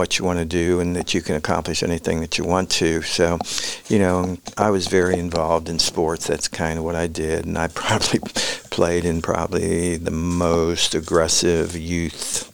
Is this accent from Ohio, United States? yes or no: yes; Cincinnati, Ohio, United States; moved away as an adult; also born or lived in Memphis, Tennessee / Richmond, Virginia; now in Johnson City, United States; I grew up in Cincinnati, born and raised